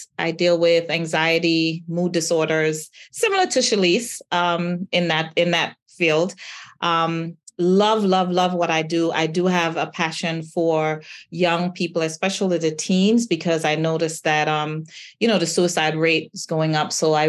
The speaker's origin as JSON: {"language": "English", "region": "Florida", "country": "United States", "said": "I hail from Florida. It is rainy and hot down here at this time."}